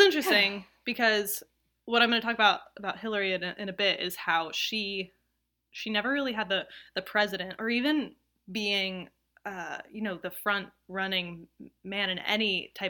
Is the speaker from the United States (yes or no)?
yes; the South, United States; I'm from the South, okay? I'm allowed to do this.